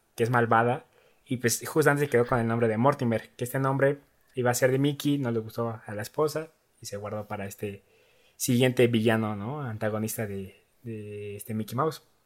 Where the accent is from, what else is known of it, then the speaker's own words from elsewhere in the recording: Ecatepec, State of Mexico, Mexico; yo nací en Ecatepec, ahí en la eh, Jardín Santa Clara.